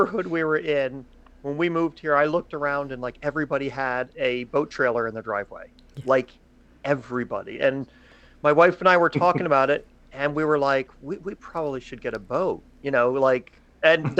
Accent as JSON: {"language": "English", "region": "Maryland", "country": "United States", "tie": "born or raised there", "also_born_or_lived": "Glen Burnie, Maryland", "said": "we're from Maryland, always lived in Maryland"}